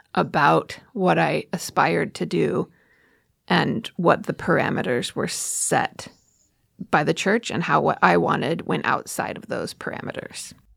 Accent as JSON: {"language": "English", "region": "Oregon", "country": "United States", "tie": "born or raised there", "said": "I grew up in Oregon"}